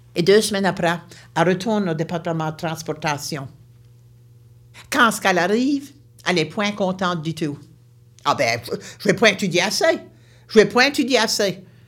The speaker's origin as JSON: {"language": "French", "area": "St. Mary's Bay", "region": "Nova Scotia", "country": "Canada", "said": "Je viens de Nouvelle-Écosse, une région appelée la baie Sainte-Marie"}